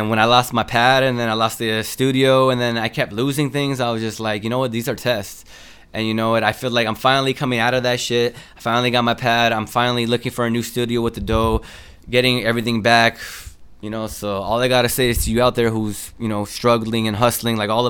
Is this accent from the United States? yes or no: yes; Los Angeles, California, United States; also born or lived in South Central, Los Angeles; I'm from Northeast L.A. We call it NELA, N-E-L-A.